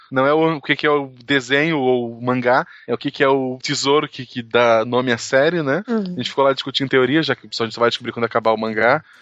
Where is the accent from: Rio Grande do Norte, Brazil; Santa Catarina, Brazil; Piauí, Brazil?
Piauí, Brazil; Teresina; Ah, eu sou de Teresina, no Piauí.